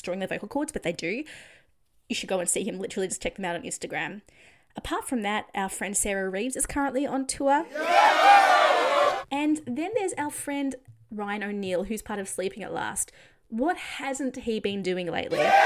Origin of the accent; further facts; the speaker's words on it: Australia; I'm Australian